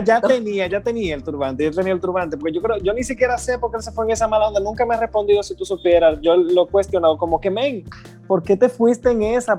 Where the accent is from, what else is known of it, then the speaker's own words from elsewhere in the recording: Higüey, La Altagracia, Dominican Republic; moved away as an adult; now in United States; yo soy de Higüey, yo, yo vine hace poco. Y me recuerdo, yo acabo de llegar a Estados Unidos, pero a mí me encanta decir que yo soy de Higüey